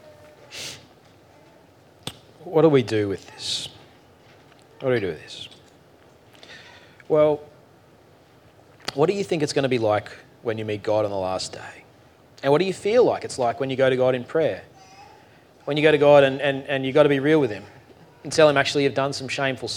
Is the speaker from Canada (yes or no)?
no; Australia; we're too Australian for